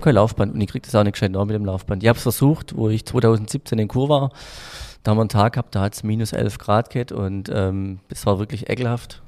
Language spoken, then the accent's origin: German; Frankenberg, Germany; ich bin auf dem Dorf äh, groß geworden in Frankenberg